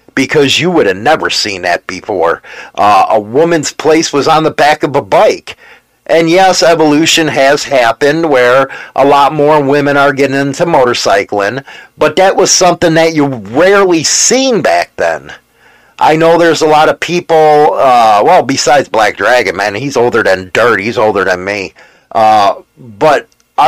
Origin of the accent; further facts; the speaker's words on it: United States; I'm an American, and I'm an American biker.